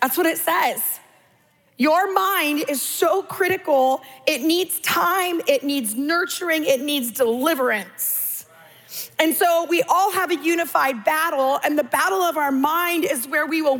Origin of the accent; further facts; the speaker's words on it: California, United States; I'm Californian